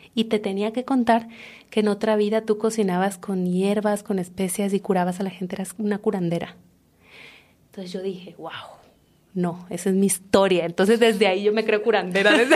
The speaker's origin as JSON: {"language": "Spanish", "town": "Comalcalco", "region": "Tabasco", "country": "Mexico", "tie": "born or raised there", "moved": "as an adult", "said": "yo soy de un pueblo que se llama Comalcalco, que está en Tabasco"}